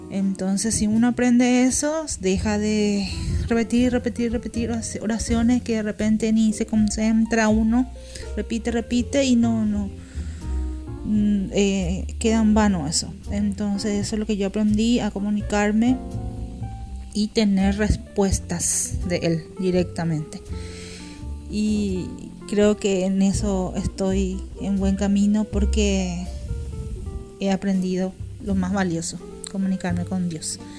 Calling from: Paraguay; Un beso grande … de Paraguay.

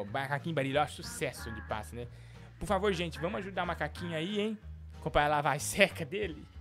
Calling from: Londrina, Paraná, Brazil; Fala, Igor chamo …, sou daqui de Londrina, no Paraná.

